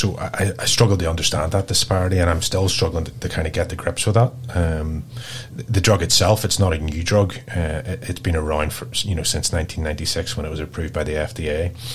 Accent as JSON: {"language": "English", "region": "Northern Ireland", "country": "United Kingdom", "also_born_or_lived": "Belfast", "moved": "as an adult", "lives_now": "Perth, Australia", "said": "I am from Northern Ireland"}